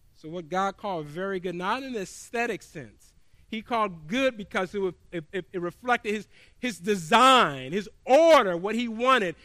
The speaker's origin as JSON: {"language": "English", "region": "the South", "country": "United States", "tie": "born or raised there", "said": "I grew up in the South"}